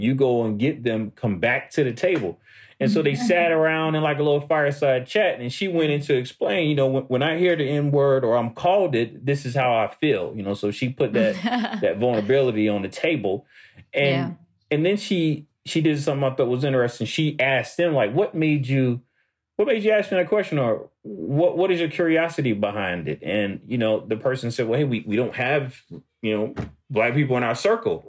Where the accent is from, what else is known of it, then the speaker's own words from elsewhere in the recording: United States; here in America we can't just be American. You know, born here